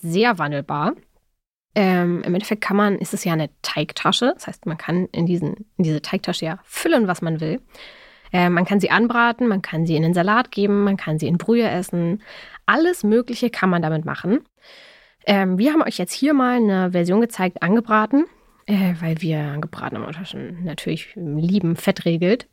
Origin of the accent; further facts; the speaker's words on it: Berlin, Germany; ich bin ja in Berlin aufgewachsen